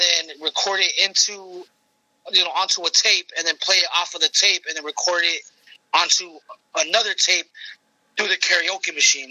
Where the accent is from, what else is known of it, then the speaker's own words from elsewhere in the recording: Los Angeles, California, United States; I'm born and raised in Los Angeles. You know, I'm from a Mexican household